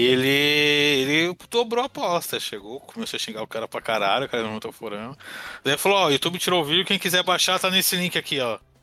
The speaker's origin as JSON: {"language": "Portuguese", "region": "São Paulo", "country": "Brazil", "said": "eu sou paulista"}